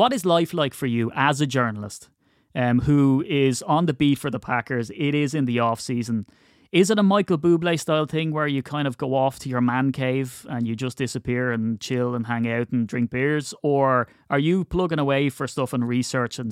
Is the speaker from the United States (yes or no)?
no; Ireland; as an Irishman.